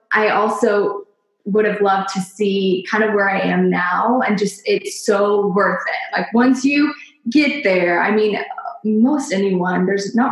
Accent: Nashville, Tennessee, United States; I am from Nashville, Tennessee, born and raised

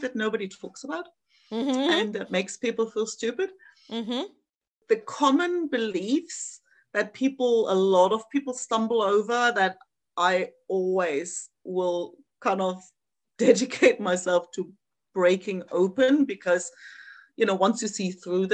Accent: East Germany, Germany; moved away; I grew up in East Germany

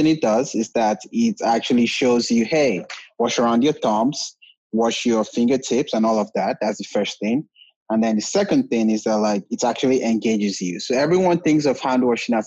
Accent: Nigeria; moved away as an adult; now in United States; I'm originally from Nigeria. I actually moved to the US about 8 years ago to pursue my degree

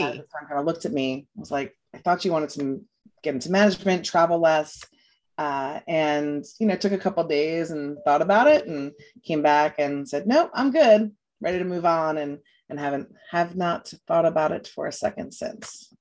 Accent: New York, United States; moved away as an adult; also born or lived in Louisiana; now in Florida, United States; I'm from New York

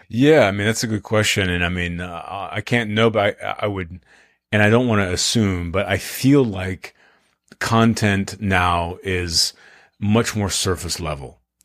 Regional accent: Austin, Texas, United States; I'm from Austin, Texas, I still live here

